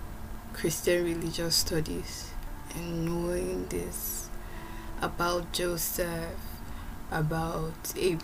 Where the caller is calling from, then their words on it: Moscow, Russia; Hello everyone … I am recording this from Moscow, Russia.